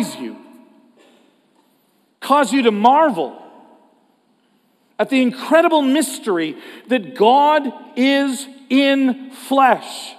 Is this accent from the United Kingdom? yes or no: no; Canada; as a Canadian